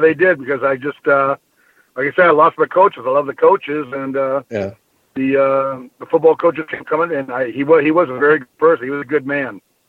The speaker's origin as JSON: {"language": "English", "town": "Bloomington", "region": "Minnesota", "country": "United States", "tie": "born or raised there", "also_born_or_lived": "Wisconsin / Iowa", "said": "I actually was born in Wisconsin, yeah. Moved to Minnesota when I was real young, lived on the east side of Bloomington, which was out by the old Mets Stadium where the Vikings played."}